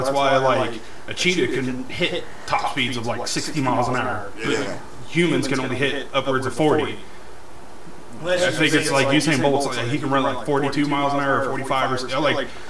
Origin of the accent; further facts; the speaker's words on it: Winchester, United States; growing up in Winchester and shit, I have a certain percentage of Native American blood